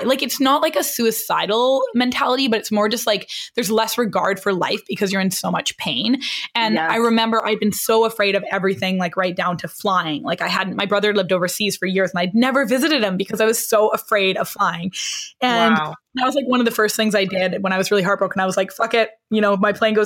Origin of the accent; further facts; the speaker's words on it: British Columbia, Canada; moved away as an adult; also born or lived in Vancouver, Canada; now in New York, United States; I'm like a BC girl. I was born and raised in the middle of British Columbia.